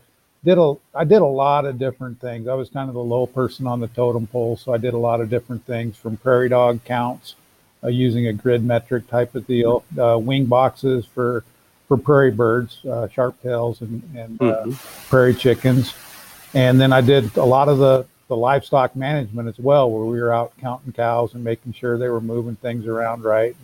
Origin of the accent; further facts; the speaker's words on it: Arizona, United States; also born or lived in South Dakota; I grew up in Arizona for the most part, so I haven't gone too far from home